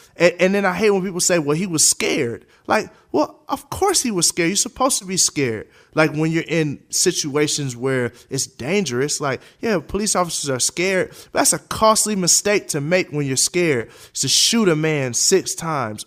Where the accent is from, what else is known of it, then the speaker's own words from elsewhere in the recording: United States; As a taxpayer, as an American, I was born here. I don't know nothing else but America.